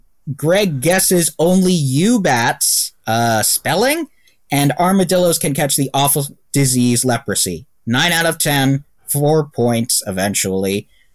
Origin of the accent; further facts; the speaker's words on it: Perivale, London, United Kingdom; born there; I was born in Perivale, Ealing, London, UK, Europe, Earth.